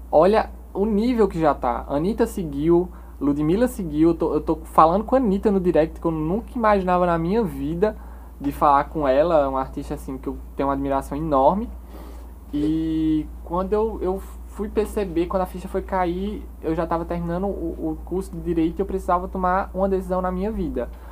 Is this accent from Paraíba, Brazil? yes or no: yes; Cubati, Paraíba, Brazil; moved away as an adult; also born or lived in Campina Grande; now in João Pessoa, Brazil; Nasci em Campina Grande, porém minha vida toda eu morei em Cubati, uma cidadezinha lá do interior da Paraíba